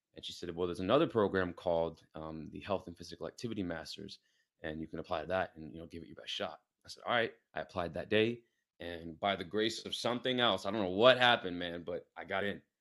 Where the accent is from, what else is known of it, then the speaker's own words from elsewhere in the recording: New York City, New York, United States; moved away as an adult; also born or lived in Pittsburgh; now in San Diego, United States; I'm from New York City, born and raised in Queens.